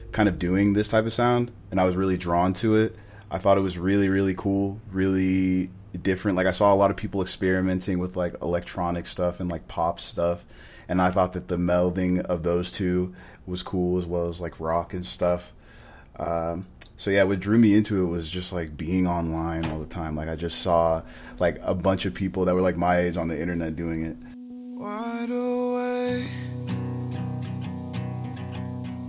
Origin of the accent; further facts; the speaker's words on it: Orem, Utah, United States; I'm from Utah, Orem to be exact